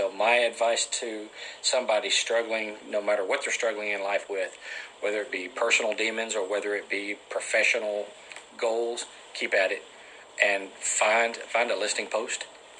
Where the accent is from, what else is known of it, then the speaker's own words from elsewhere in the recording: Robinson, Texas, United States; I grew up in Robinson.